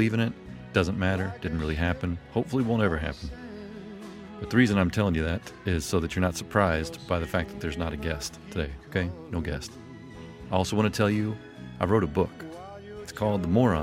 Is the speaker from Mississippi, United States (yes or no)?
yes; Mississippi, United States; also born or lived in Memphis, Tennessee; now in California, United States; I'm from Mississippi. I was born in Memphis, Tennessee. I don't live there anymore. I live in California